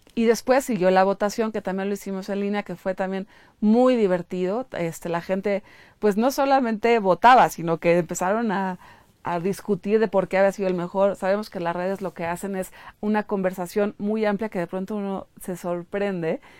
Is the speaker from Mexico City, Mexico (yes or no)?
yes; Mexico City, Mexico; los chilangos estamos trabajando todo el tiempo